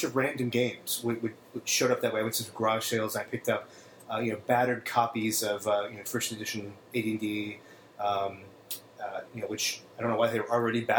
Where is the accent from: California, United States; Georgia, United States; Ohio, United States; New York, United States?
Ohio, United States; Probably junior high, growing up in Ohio.